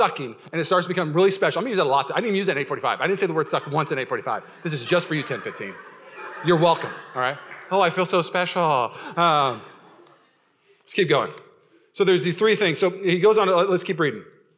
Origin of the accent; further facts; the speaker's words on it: Washington, United States; I grew up in Washington